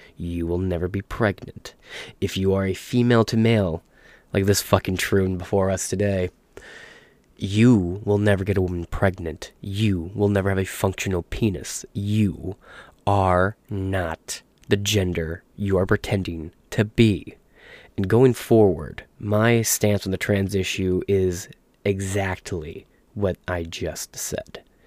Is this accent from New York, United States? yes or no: no; Michigan, United States; I'm from Michigan